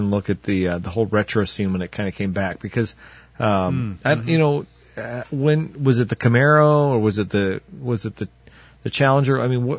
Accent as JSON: {"language": "English", "town": "Pontiac", "region": "Illinois", "country": "United States", "tie": "born or raised there", "said": "I grew up in Pontiac or near Pontiac"}